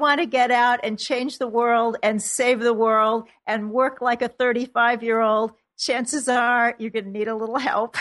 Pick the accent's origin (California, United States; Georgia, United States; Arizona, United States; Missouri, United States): Missouri, United States; Kansas City; moved away; my hometown of Kansas City